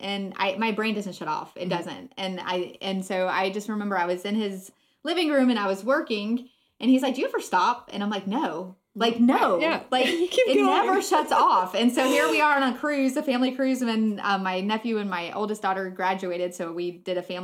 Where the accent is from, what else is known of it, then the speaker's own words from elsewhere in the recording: Florida, United States; I grew up in Florida